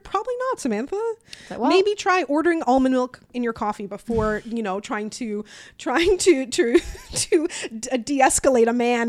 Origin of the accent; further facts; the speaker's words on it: Newfoundland and Labrador, Canada; funny. I don't get any comments on videos asking where my Canadian accent is, but I get it asking where my Newfoundland accent is.